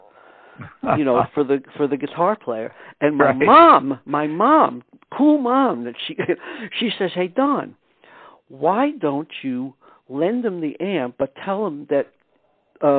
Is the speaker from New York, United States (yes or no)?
yes; New York City, New York, United States; also born or lived in Eastchester, New York; I was born in Brooklyn, New York. And we lived there until I was 12 years old. And then we moved to Eastchester, New York, which is a suburb of the city.